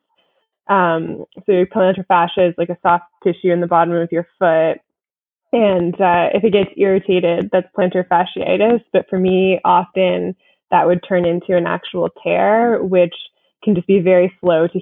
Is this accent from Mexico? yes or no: no; Canada; I am a pro from Canada